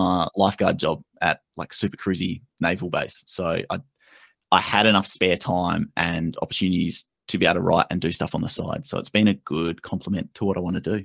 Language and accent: English; Australia; being Australian